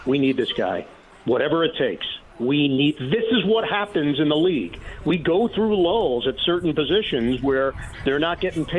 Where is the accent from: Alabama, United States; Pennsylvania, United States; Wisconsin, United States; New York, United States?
New York, United States; New York City; I'm from Queens